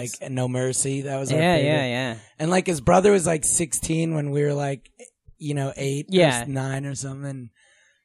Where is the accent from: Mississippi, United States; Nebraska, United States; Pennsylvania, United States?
Nebraska, United States; Omaha; also born or lived in Calabasas, California; I was a kid in California, but like, cause I was like 11. So coming of age, like I'm from Nebraska